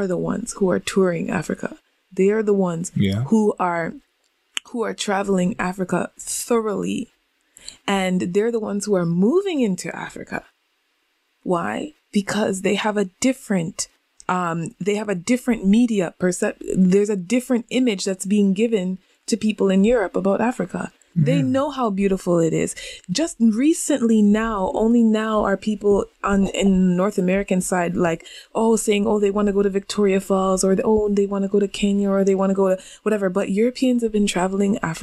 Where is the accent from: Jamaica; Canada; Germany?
Jamaica; now in Japan; we come from Jamaica, so we know there are big houses in Jamaica